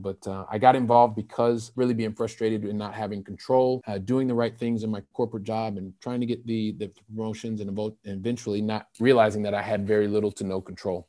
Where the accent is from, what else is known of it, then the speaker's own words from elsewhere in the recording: Ohio, United States; moved away as an adult; also born or lived in Saint Louis, Missouri; now in Paris, France; I'm originally from Ohio